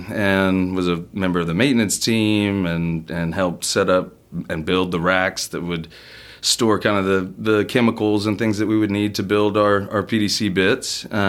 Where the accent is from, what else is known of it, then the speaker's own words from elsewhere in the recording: Sugar Land, Texas, United States; In Sugarland.